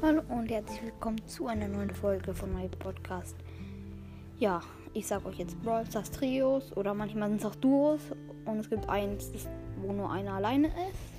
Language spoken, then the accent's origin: German; Spain; now in Germany; Ja, ich bin selber auch Spanier. Ich komme aus Spanien, wohne aber in Deutschland.